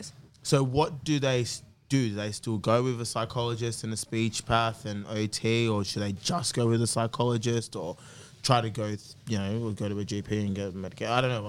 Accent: Blacktown, New South Wales, Australia; I grew up in Blacktown

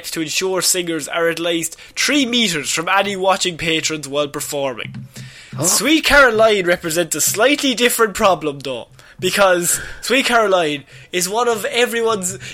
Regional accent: Liverpool, North West England, United Kingdom; Ireland, I beg you. please. I'm from Liverpool, but please.

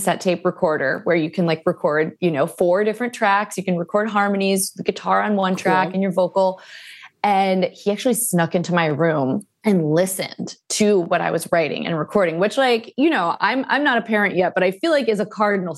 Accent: Cleveland, Ohio, United States; now in Los Angeles, United States; I'm from Cleveland, Ohio

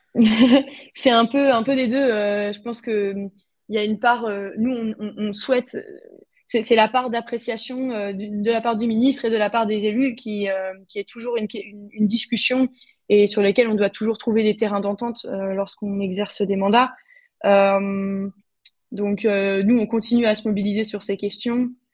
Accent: France; now in Austria; en tant que Français de l'étranger

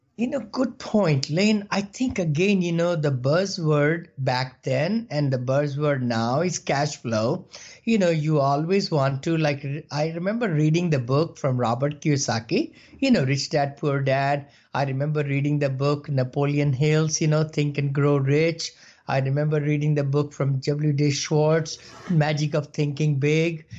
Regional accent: India; moved away as an adult; now in United States; I came from India about four years back, uh, you know, with seven dollars in the pocket, like everybody did, you know, immigrants

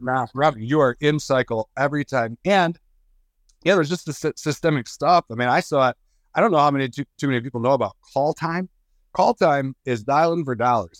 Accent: Michigan, United States; I come from Michigan

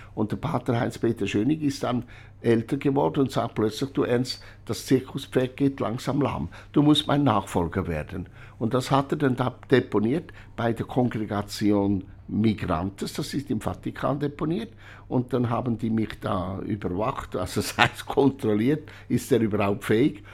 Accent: Urswil, Lucerne, Switzerland; ich bin in Urswil bei Hochdorf im Kanton Luzern geboren

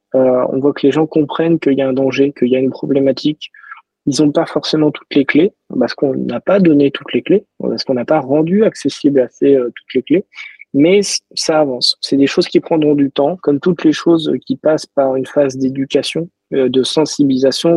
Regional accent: Toulouse, Occitania, France; je suis toulousain

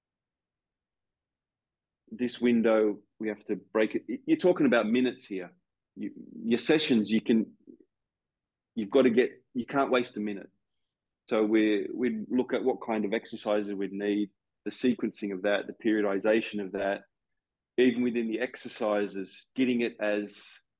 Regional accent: Australia; moved away as an adult; in my home country that I'd left 10, 11 years before

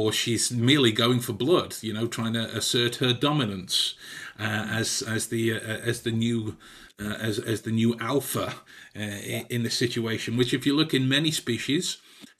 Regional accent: England, United Kingdom; as an English person myself

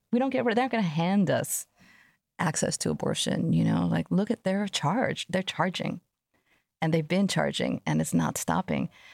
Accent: New York City, New York, United States; I grew up in Jamaica, Queens in a time where there was crack on the streets

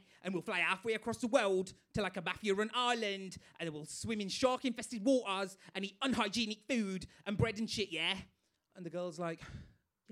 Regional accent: Bradford, Yorkshire and the Humber, United Kingdom; I'm from Bradford, as you can tell by my accent.

